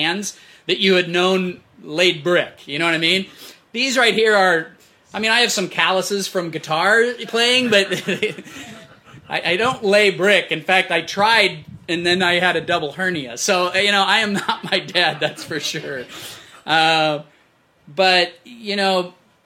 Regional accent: Fort Collins, Colorado, United States; We grew up in Fort Collins.

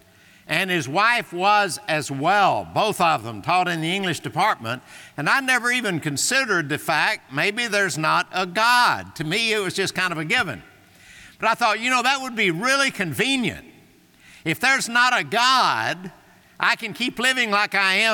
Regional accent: the Bible Belt, United States; I was raised in the Bible Belt. You can hear that in my accent

